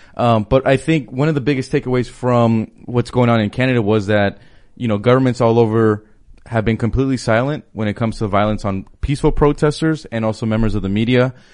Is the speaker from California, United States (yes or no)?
yes; Los Angeles, California, United States; I'm from Los Angeles, so my mayor, Eric Garcetti